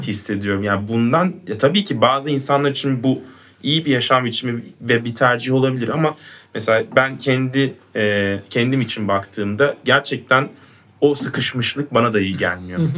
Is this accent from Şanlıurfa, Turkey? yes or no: no; Adana, Turkey; ben de Adanalıyım